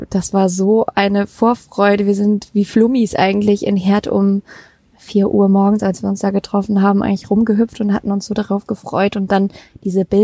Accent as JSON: {"language": "German", "town": "Mettmann", "region": "North Rhine-Westphalia", "country": "Germany", "tie": "born or raised there", "said": "hallo, ich bin in Mettmann aufgewachsen"}